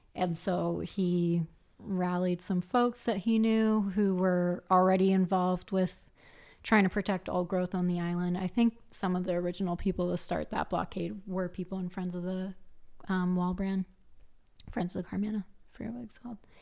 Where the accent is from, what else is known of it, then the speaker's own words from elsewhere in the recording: Philadelphia, Pennsylvania, United States; moved away as an adult; also born or lived in Colorado; now in Vancouver, Canada; coming from Philly